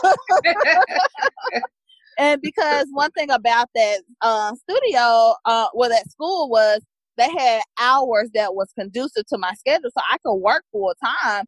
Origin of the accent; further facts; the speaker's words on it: Mississippi, United States; also born or lived in New York; I'm from Mississippi